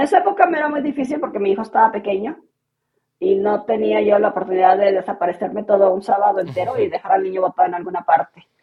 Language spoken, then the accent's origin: Spanish; Mexico; moved away as an adult; also born or lived in The Hague, Netherlands; now in Bratislava, Slovakia; yo soy mexicana de origen, pero vivo en Bratislava, en Eslovaquia